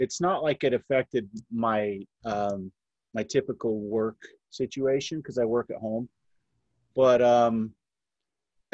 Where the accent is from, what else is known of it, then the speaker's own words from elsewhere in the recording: South Jordan, Utah, United States; I was born and raised here in Utah